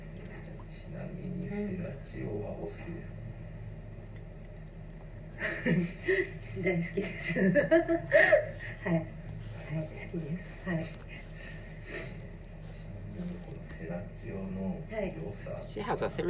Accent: Japan; first language Japanese; English is a second language; I'm a Japanese person, and my mother tongue is Japanese, and which is why I'm really bad at speaking English

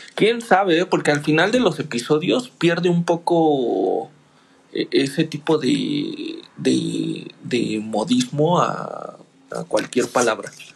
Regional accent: Mexico; yo soy mexicano

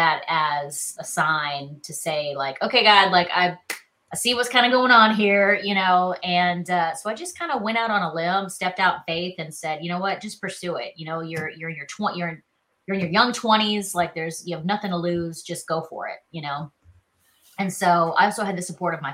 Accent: Charleston, South Carolina, United States; accent: Southern; moved away as an adult; also born or lived in Los Angeles; now in Nashville, United States; I'm from Charleston, South Carolina. I'm kind of a hometown girl

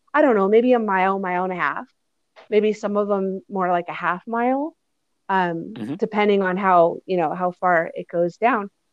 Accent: Boulder, Colorado, United States; growing up in Boulder, Colorado

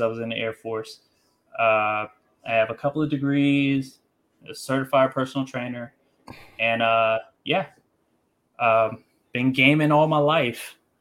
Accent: Columbia, Maryland, United States; I'm from Columbia, Maryland

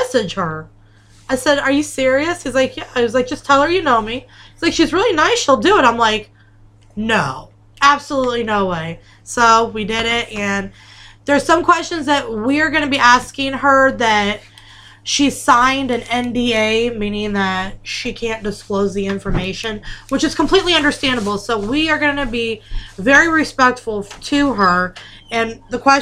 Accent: New York, United States; I'm from New York, yous.

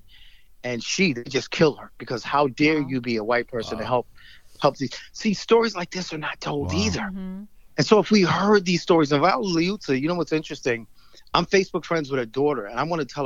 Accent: New York City, New York, United States; moved away; I was born and raised in New York

